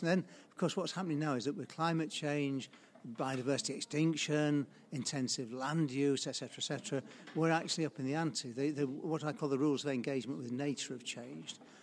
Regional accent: Sheffield, Yorkshire and the Humber, United Kingdom; I grew up in Sheffield. I went to King Edward's Grammar School in Sheffield, uh, went away for a bit, came back, um, and then I stayed ever since

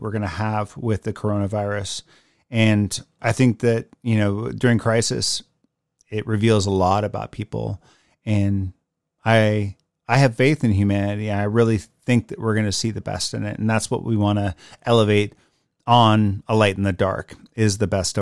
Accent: Puget Sound area, Washington, United States; I was born and raised in the Puget Sound area

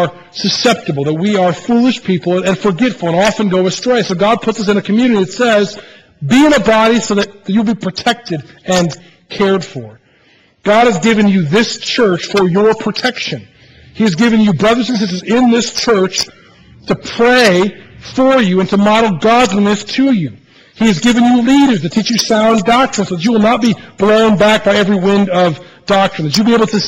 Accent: United States; as an American church

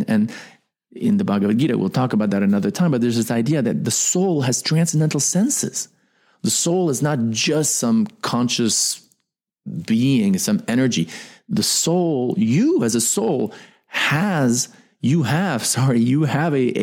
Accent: United States; I am an American. I was born in America

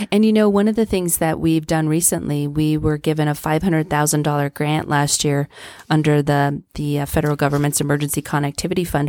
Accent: Trinidad, Colorado, United States; moved away as an adult; now in Pueblo, United States; I grew up in Trinidad

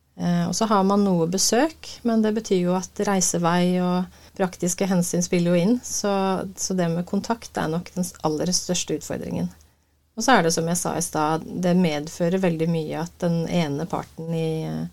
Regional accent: Uvdal, Buskerud, Norway; moved away; Ja, jeg er eh, opprinnelig fra Uvdal. Fineste fjellbygda i Norge.

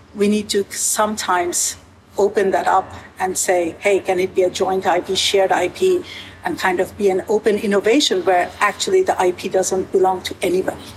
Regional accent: United States; moved away as an adult; now in Canada; as an American coming to work in Canada

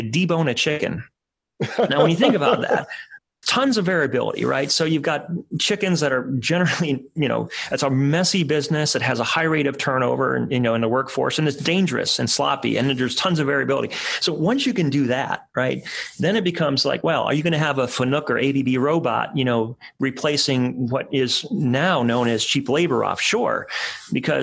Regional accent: Cleveland, Ohio, United States; Cleveland, my hometown

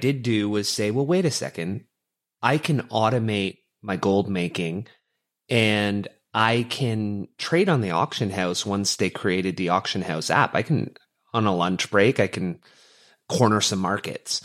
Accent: Canada; growing up as a Canadian boy, uh, hockey was in the blood

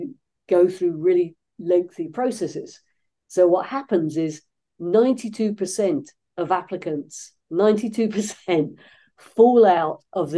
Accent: London, United Kingdom; now in Los Angeles, United States; I'm not originally from these parts, originally from the UK, but I've been living in the United States for most of my life at this point

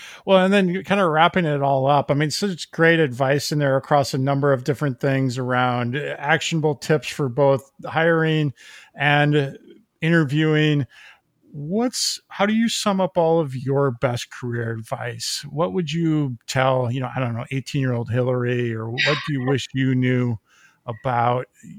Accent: Minnesota, United States; now in East Coast, United States; I grew up in the Midwest, especially in Minnesota, very stoic. And then I came to the East Coast.

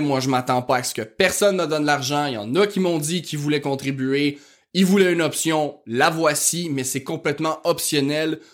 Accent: Quebec, Canada; accent: rural Québécois (fond de campagne); mon accent de fond de campagne

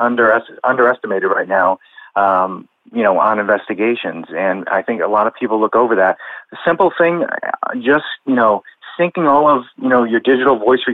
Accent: Massachusetts, United States; the house we grew up in Massachusetts was really active

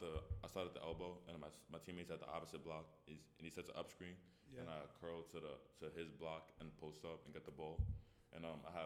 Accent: New York, United States; I'm from New York

